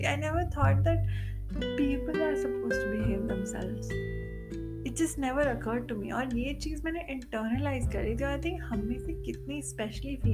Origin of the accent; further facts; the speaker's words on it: Delhi, India; मैं मैं दिल्ली से हूँ और दिल्ली में भी नॉर्थ दिल्ली जहाँ पे नौ बजे के बाद तो मुझको रिक्शा विक्शा भी नहीं मिला करता था